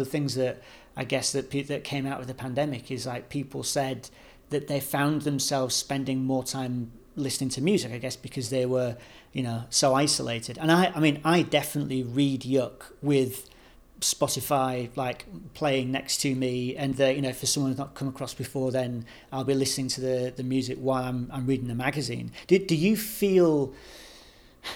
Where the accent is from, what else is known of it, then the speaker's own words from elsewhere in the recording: Hull, Yorkshire and the Humber, United Kingdom; I'm from Hull